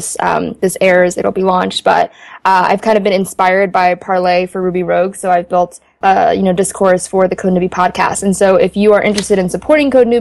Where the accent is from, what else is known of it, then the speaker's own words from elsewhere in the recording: Ethiopia; now in United States; I was born in Ethiopia